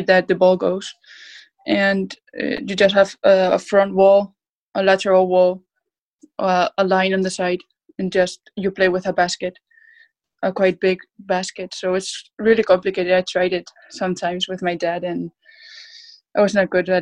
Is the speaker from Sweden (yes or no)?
no; Basque Country, Spain; born or raised there; English is a second language; moved away as an adult; also born or lived in Orlando, Florida, United States; now in Liverpool, United Kingdom